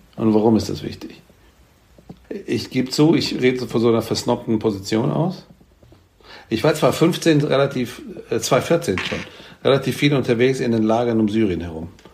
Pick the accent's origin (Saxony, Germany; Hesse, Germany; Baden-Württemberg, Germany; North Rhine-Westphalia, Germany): Hesse, Germany; Frankfurt; ich meine aber in echt ja aus Frankfurt